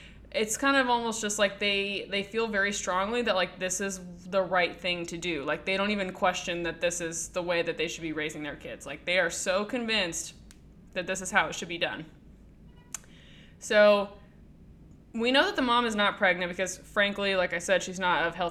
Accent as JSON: {"language": "English", "country": "United States", "tie": "born or raised there", "said": "growing up in America"}